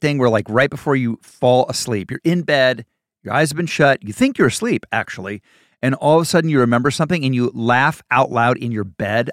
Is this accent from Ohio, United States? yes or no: yes; Ohio, United States; also born or lived in Indiana; I'm from the Midwest. I'm from Ohio